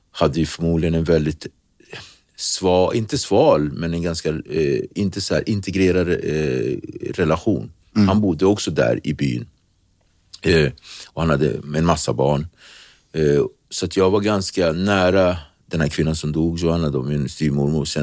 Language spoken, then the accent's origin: Swedish; Praia, Cape Verde; now in Sweden; Så att, då har vi alltså flugit från Santiago, där jag kommer från, Praia, till, eh, till eh, Sal.